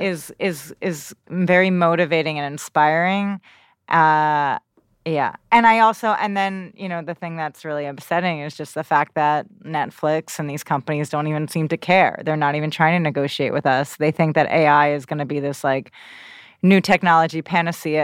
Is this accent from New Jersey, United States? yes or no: yes; New Jersey, United States; I grew up in New Jersey